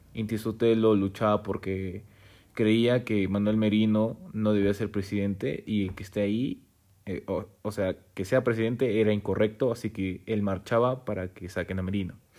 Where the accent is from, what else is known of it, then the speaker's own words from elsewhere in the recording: Peru; siendo peruano